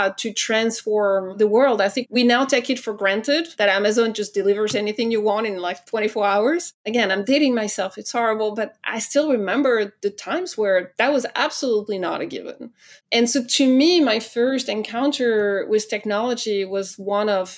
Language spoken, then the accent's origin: English; France; accent: French; English is a second language; I'm French, as I'm sure you've already heard, thanks to my accent